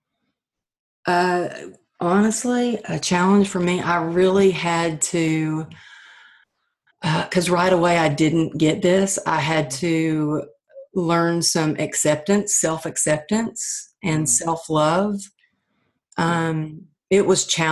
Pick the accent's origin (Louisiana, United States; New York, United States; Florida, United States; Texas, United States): Texas, United States; now in California, United States; growing up in Texas